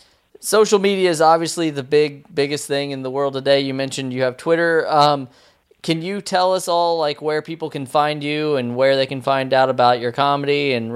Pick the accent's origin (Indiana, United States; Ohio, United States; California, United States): Indiana, United States; Southern; now in East Coast, United States; I'm from Southern Indiana, so I am a little bit different from you. But I did move. I'm out here on the East Coast now